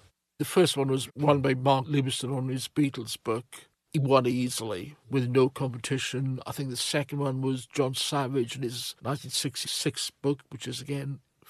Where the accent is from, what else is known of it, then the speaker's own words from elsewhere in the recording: Wales, United Kingdom; I'm from Wales, yeah. I'm from about 30 miles away from Larn.